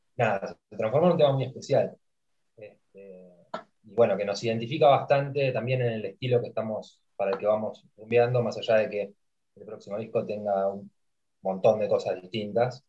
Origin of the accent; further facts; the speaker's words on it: Argentina; lo que nos ha dado eh, lo deportivo como argentinos